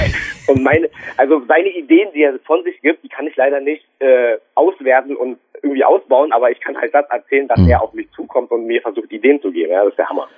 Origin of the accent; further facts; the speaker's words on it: Berlin, Germany; accent: Berliner Schnauze; hier bei uns in Berlin